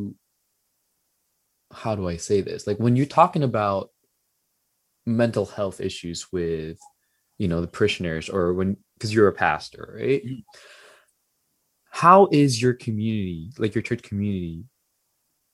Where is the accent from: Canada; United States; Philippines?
Philippines; I'm Filipino